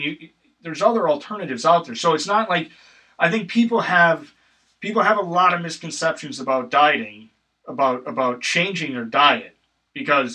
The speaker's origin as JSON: {"language": "English", "region": "Wisconsin", "country": "United States", "tie": "born or raised there", "said": "I grew up in Wisconsin"}